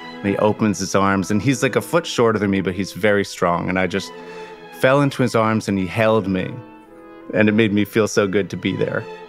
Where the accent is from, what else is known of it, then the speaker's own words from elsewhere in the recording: Long Island, New York, United States; I'd grown up on Long Island